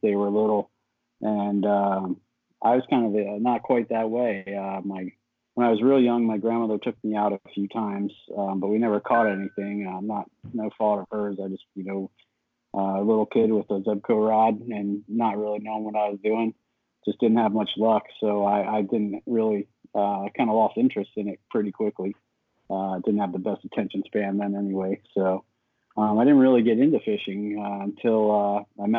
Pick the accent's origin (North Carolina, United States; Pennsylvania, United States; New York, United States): Pennsylvania, United States; York; I'm from York, PA, kind of about halfway between Harrisburg and the Maryland line.